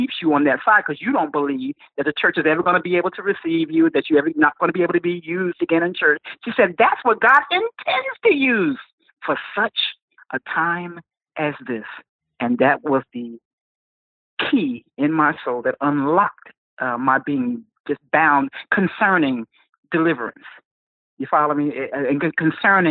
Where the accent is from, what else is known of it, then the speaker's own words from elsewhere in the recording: New Jersey, United States; moved away as an adult; also born or lived in Palm Coast, Florida; I was had moved to New Jersey, back to my hometown